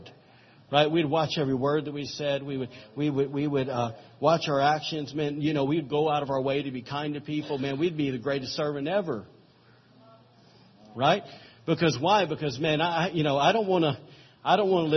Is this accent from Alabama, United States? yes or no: yes; Alabama, United States; I'm from Alabama